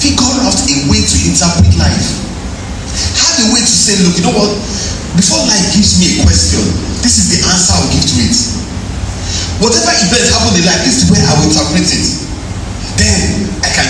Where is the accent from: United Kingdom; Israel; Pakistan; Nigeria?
Nigeria; Ilorin, Kwara; You know, I grew up in Ilorin. When I first got to Ilorin